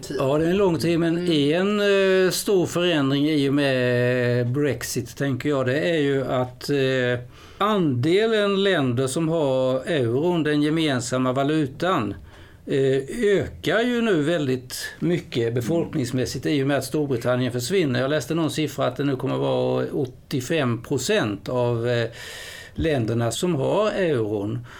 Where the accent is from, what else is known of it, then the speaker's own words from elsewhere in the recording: Sweden; som svensk journalist